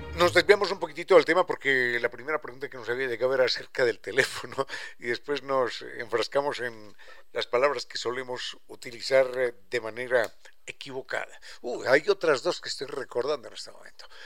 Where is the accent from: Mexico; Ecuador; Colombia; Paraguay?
Ecuador; Quito, Pichincha